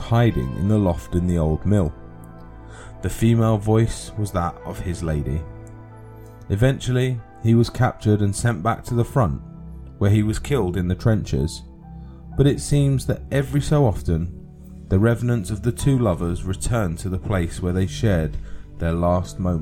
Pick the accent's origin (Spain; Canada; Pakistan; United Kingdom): United Kingdom; London; accent: London; I've got a London accent.